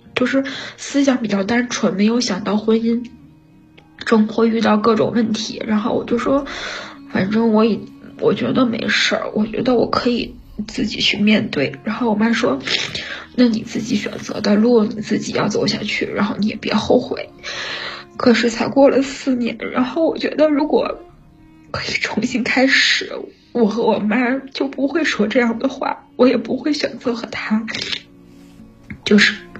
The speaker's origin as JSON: {"language": "Chinese", "region": "Inner Mongolia", "country": "China", "said": "我是内蒙古的啊"}